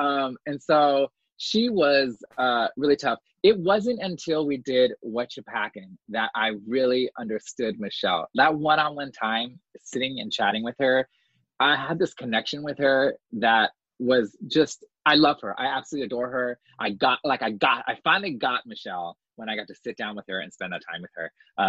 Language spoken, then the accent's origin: English; New York, United States; As New Yorker, we don't see them.